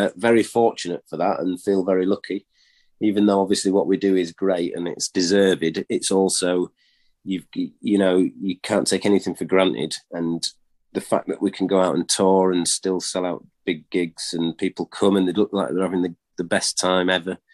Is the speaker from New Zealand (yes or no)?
no; York, Yorkshire and the Humber, United Kingdom; we're from York